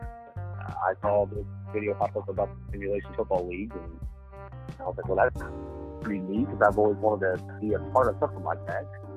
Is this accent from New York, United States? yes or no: no; Indianapolis, Indiana, United States; My hometown's Indianapolis, Indiana